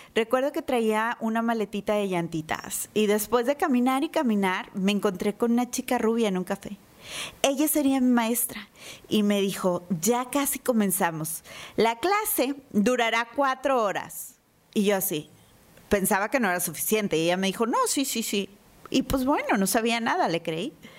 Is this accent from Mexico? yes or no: yes; Monterrey, Nuevo León, Mexico; como buena regia